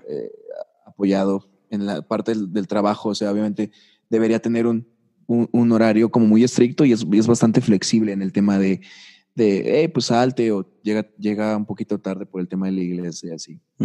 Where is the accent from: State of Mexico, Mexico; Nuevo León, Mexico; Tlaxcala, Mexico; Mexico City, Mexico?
Tlaxcala, Mexico; also born or lived in Puebla; Yo nací en Tlaxcala. Yo nací en Tlaxcala. Pasé hasta la prepa en Tlaxcala.